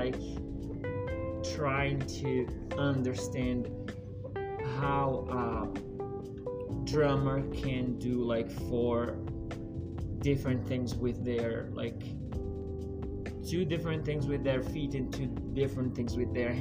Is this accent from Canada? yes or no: no; Maceió, Alagoas, Brazil; English is a second language; moved away as an adult; I'm from Brazil. It's the east side of Brazil. It's a city called Maceió.